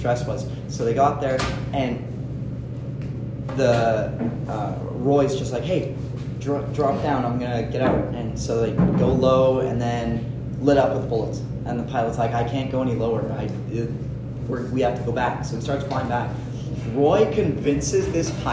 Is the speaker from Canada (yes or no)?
yes; Canada; we're Canadian, not American